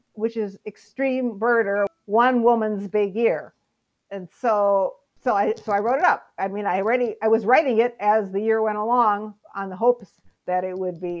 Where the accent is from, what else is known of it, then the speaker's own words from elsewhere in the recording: Midwest, United States; and I grew up in the Midwest.